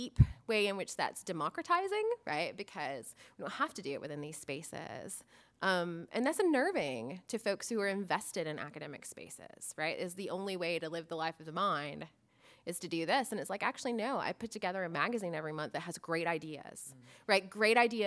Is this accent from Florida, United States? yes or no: yes; Florida, United States; I'm from Florida